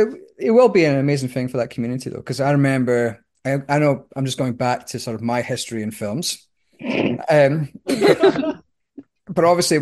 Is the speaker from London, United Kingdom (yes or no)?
no; Scotland, United Kingdom; born or raised there; now in Australia